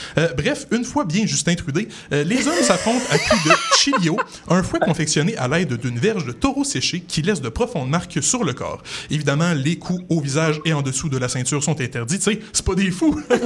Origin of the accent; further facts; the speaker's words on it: Quebec City, Quebec, Canada; moved away; ma ville natale, Québec Cité